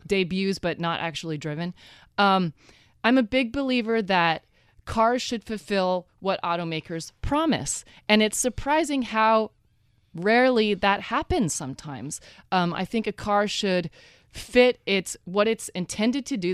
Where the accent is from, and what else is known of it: Oregon, United States; moved away; also born or lived in Texas